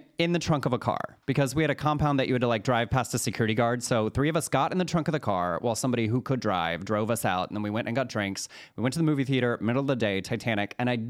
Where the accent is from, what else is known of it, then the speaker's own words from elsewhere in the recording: Waco, Texas, United States; I'm from Waco, Texas. There's a Dr. Pepper museum there. It's important to my culture.